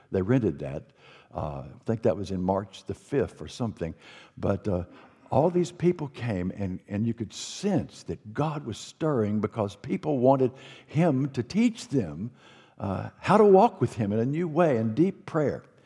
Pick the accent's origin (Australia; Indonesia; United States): United States; North Carolina; North Carolina, my home state